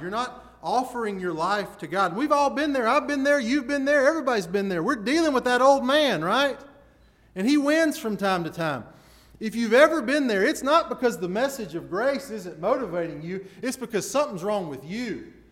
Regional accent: Chelsea, Alabama, United States; I grew up in Chelsea. We had Chelsea Video.

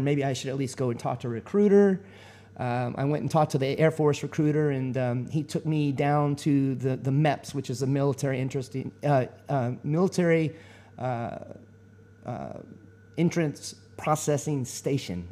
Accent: Texas, United States; moved away as an adult; I was born and raised in Texas and um, I ended up, uh, you know, I lived there all my life

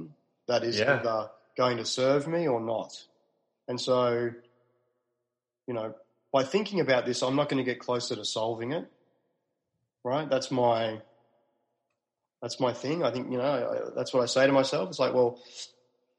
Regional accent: Melbourne, Victoria, Australia; moved away as an adult; also born or lived in Sydney; now in Melbourne, Australia; So I'm from Melbourne originally

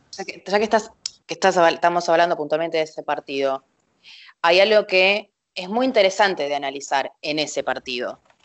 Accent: Argentina; como argentina

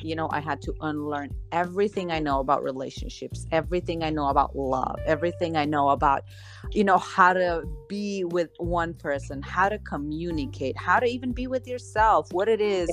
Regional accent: Slovenia; now in Dominican Republic; I'm originally from Slovenia, but I'm living in the Dominican Republic

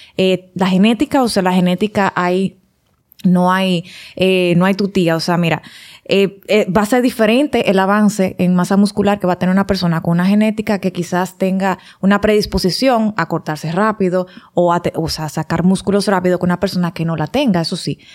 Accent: Santiago, Dominican Republic; moved away; yo que vengo de mi campito de Santiago, que lo extraño todos los días

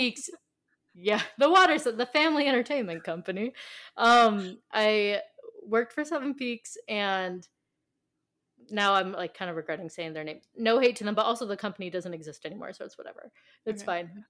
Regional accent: California, United States; I'm from California

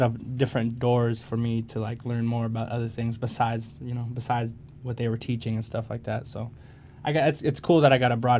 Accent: Stockton, California, United States; I'm from West Side by Victory Park, West Side

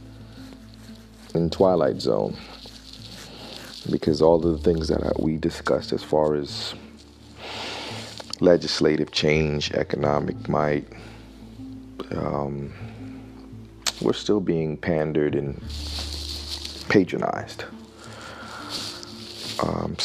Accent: Newark, New Jersey, United States; also born or lived in Miami, Florida; I grew up in New Jersey, and I spent a lot of my time in Newark, New Jersey, in an urban environment.

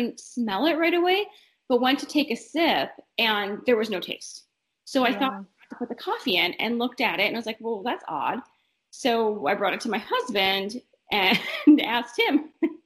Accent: northern Minnesota, United States; moved away as an adult; now in Omaha, United States; I am originally from northern Minnesota. I grew up very close to the western tip of Lake Superior

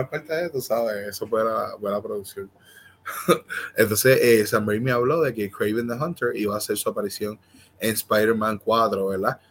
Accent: Puerto Rico

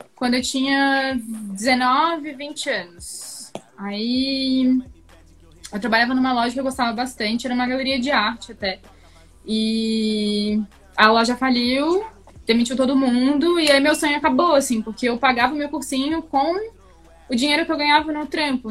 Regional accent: Florianópolis, Santa Catarina, Brazil; moved away as an adult; now in São Paulo, Brazil; eu gosto muito de Floripa, é a minha cidade, foi onde eu cresci, foi onde eu nasci

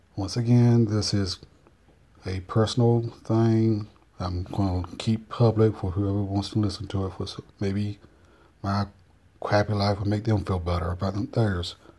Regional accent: North Carolina, United States; I'm from North Carolina, so which is why my uh, voice sounds a little bit weird to those Yankees

